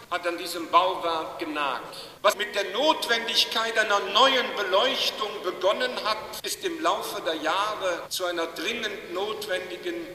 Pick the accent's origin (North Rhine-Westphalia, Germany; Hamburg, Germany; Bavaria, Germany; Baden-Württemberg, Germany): Hamburg, Germany; Eppendorf; es ist nicht meine Pfarrkirche, ich komme aus Eppendorf